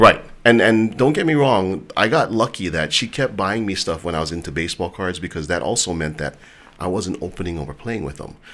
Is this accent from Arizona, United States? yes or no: no; Hawaii, United States; a lot of kids growing up in Hawaii, guys in particular, we all wanted to be athletes